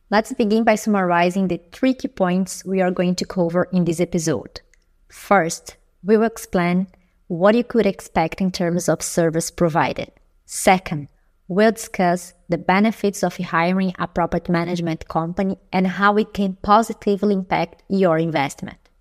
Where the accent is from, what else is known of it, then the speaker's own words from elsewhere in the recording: Brazil; now in Berlin, Germany; I'm an expat from Brazil, live in Berlin